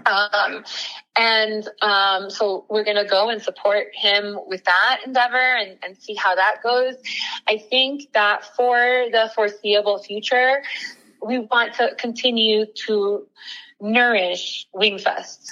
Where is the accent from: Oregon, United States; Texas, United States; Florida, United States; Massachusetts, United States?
Florida, United States; Miami; moved away as an adult; both my husband and I are uh, born and raised in Miami